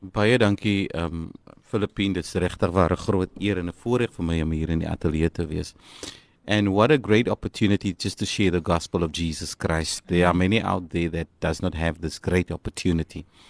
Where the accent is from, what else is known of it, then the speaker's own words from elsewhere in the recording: Macassar, Western Cape, South Africa; ek noem myself die kaalvoet klonkie van Makassa.